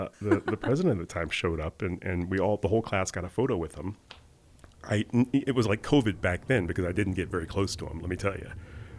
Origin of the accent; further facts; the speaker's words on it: Montgomery, Alabama, United States; I am the son of educators. I was born and raised in Montgomery, Alabama, middle-class family.